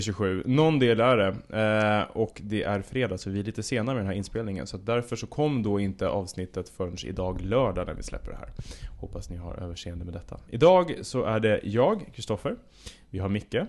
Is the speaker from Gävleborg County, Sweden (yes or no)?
no; Södertälje, Stockholm County, Sweden; i Södertälje, där jag är ifrån